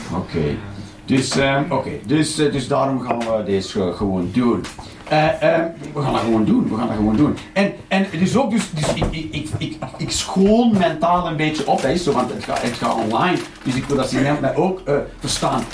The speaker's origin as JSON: {"language": "Dutch", "region": "Flanders", "country": "Belgium", "said": "Als echte Vlaming"}